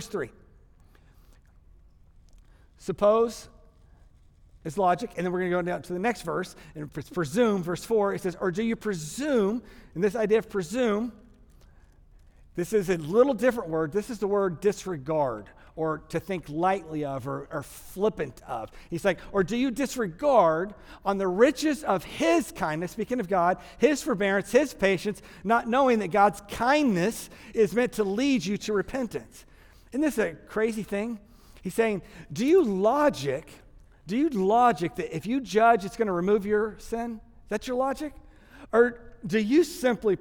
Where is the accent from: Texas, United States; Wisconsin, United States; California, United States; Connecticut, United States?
Texas, United States; I'm from Texas, so I say logjamazai.